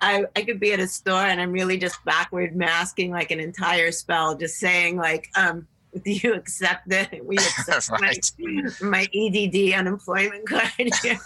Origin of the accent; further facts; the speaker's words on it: New England, United States; grew up in New England